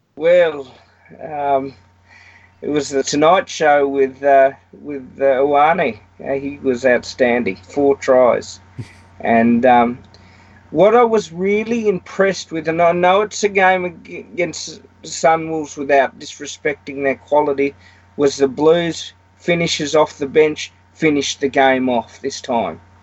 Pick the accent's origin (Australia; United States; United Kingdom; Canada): Australia; as an Aussie